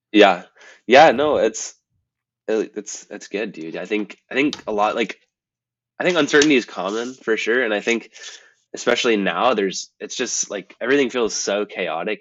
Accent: Marin, California, United States; moved away as an adult; also born or lived in Montana; growing up in Marin

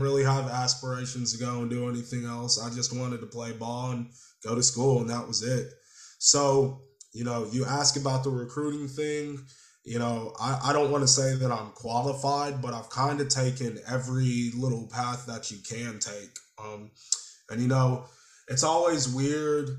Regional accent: Killeen, Texas, United States; I'm from Killeen. Like Killeen can be a little nitty gritty sometimes

